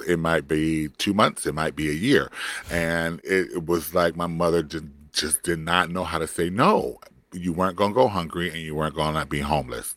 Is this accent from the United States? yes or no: yes; Compton, California, United States; moved away; also born or lived in Florida; I grew up in Compton. If you don't know where that is geographically, that is East Los Angeles County